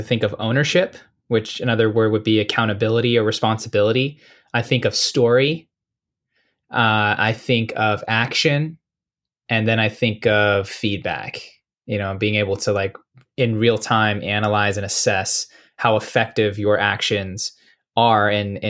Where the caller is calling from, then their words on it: Las Vegas, Nevada, United States; Checking in from Las Vegas, sunny and hot.